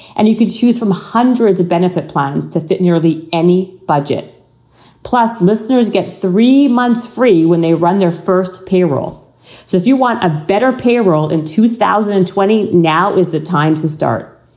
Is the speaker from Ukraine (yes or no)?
no; Canada; I'm Canadian